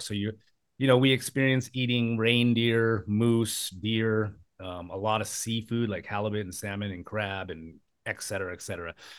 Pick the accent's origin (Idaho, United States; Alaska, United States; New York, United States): Alaska, United States; now in Bangkok, Thailand; I was born and raised in Alaska